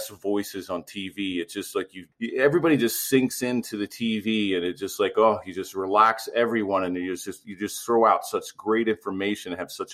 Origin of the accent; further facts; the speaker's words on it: Baltimore, Maryland, United States; I grew up in Baltimore, and I grew up a huge Oriole fan